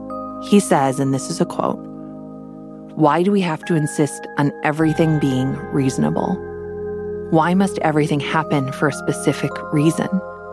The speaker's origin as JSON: {"language": "English", "region": "Midwest", "country": "United States", "tie": "born or raised there", "said": "I grew up in the Midwest."}